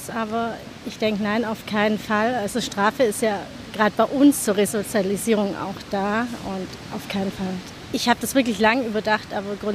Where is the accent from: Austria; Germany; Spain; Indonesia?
Indonesia; Also äh, bei uns in Indonesien gibt es auch noch eine Todesstrafe, aber ich bin äh, immer dagegen